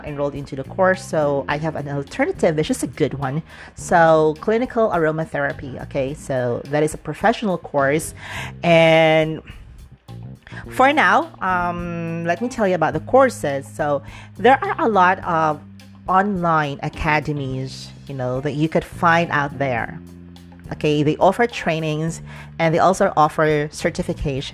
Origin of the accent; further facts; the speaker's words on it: Dumaguete, Central Visayas, Philippines; moved away; my hometown in Negros Oriental in Dumaguete